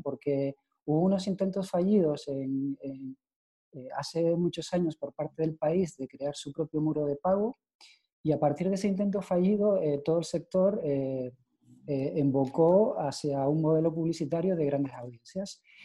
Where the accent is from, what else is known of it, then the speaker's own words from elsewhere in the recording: Canary Islands, Spain; yo como soy de de Canarias